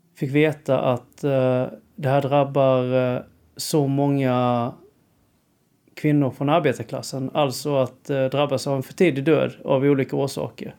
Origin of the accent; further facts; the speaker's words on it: Sölvesborg, Blekinge, Sweden; moved away as an adult; now in Stockholm, Sweden; när jag växte upp i Sölvesborg